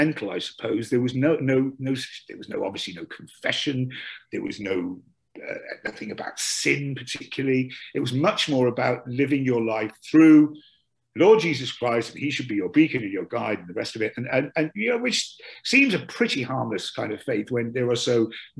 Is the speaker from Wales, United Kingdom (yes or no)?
yes; Dinas Powys, Wales, United Kingdom; accent: Welsh; moved away as an adult; also born or lived in London; I'm from South Wales, a little village called Dinas Powys.